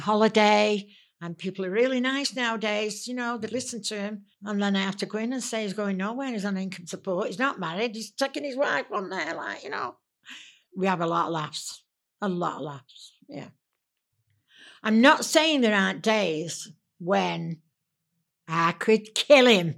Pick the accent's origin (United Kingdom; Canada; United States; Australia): United Kingdom; Manchester, North West England; I am a Mancunian. I was born in Manchester.